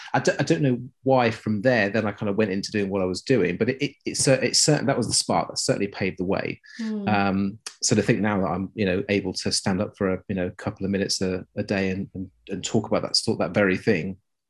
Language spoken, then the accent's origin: English; South East England, United Kingdom; As in that's where I was born and grew up. My parents and family were all from the West Midlands. And so somewhere between the two is this sort of muddy mix of no real accent.